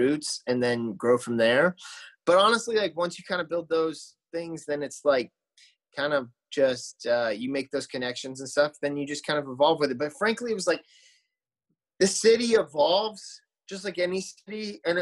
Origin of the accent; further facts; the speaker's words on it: Arizona, United States; moved away as an adult; also born or lived in Phoenix / Tempe; now in Nashville, United States; I grew up in Arizona